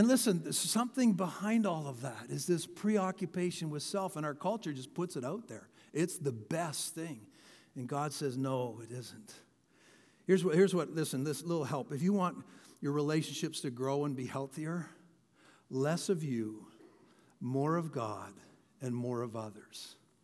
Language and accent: English; London, Ontario, Canada; I grew up with a guy. I grew up outside of London, and this guy was like, he was all through elementary school, just way bigger, stronger than everybody.